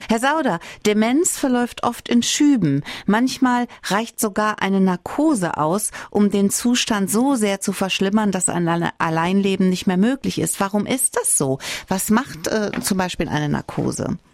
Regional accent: Saarland, Germany; Bei uns im Saarland

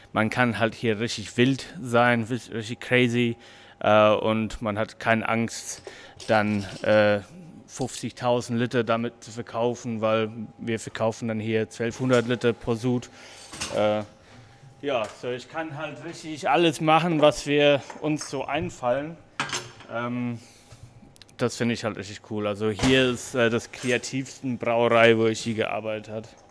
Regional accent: New Zealand; German is a second language; moved away as an adult; also born or lived in Odenwald, Germany; now in Hamburg, Germany; Also ich bin ähm, gebürtiger Neuseeländer. Ich bin jetzt seit 2014 hier in Deutschland.

